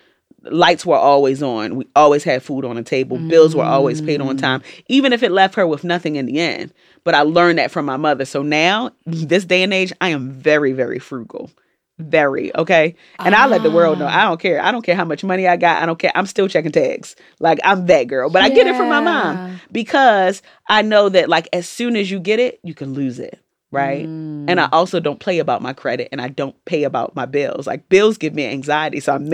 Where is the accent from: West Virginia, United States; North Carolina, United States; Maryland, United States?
Maryland, United States; Baltimore; born or raised there; also born or lived in Jamaica / New York City; now in Atlanta, United States